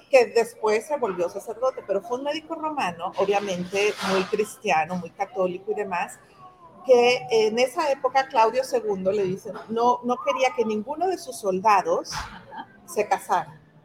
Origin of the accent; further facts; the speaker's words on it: Ciudad Juárez, Chihuahua, Mexico; moved away; also born or lived in Monterrey; yo no soy de Monterrey, soy, soy de Chihuahua, pero en Monterrey, que también vivía ahí